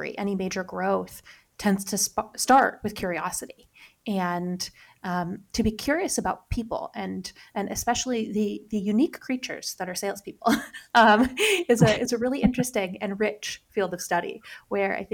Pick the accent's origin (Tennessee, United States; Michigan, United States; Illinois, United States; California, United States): Michigan, United States; Upper Peninsula of; I grew up in the Upper Peninsula of Michigan, and I'll say I don't have the strong accent that even my brother has